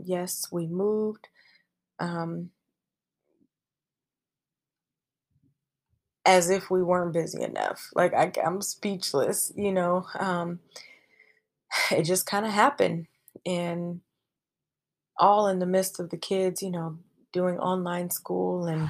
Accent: Seattle, Washington, United States; moved away as an adult; also born or lived in California; Washington is home. Seattle, Washington

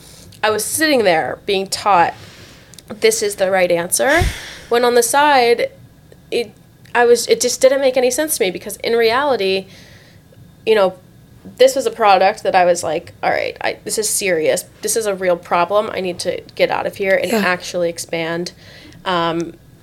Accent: South Florida, United States; also born or lived in Tampa, Florida; I grew up here in South Florida

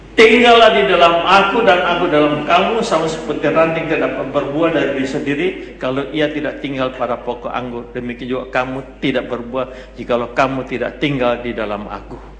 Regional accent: Makassar, South Sulawesi, Indonesia; Saya orang Makassar

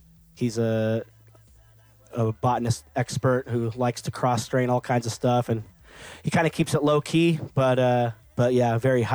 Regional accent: Rancho Cucamonga, California, United States; also born or lived in Bellflower, California / Pico Rivera, California / Covina, California; Well, I was born in Bellflower, California. So basically LA. And then and then spent a little time in like Pico Rivera and Covina, and then been in Ranch Cucamonga for like pretty much ever since I was a little kid.

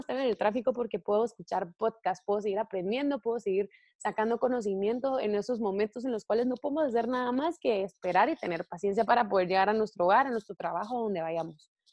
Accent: Guatemala; yo soy de Guatemala

